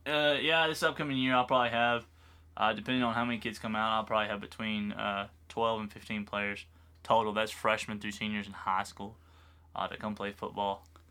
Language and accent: English; United States; I'm American